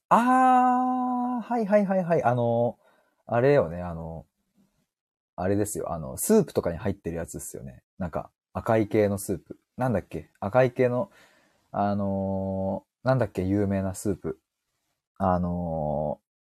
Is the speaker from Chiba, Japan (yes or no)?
yes; Chiba, Japan; 僕、千葉県民でございます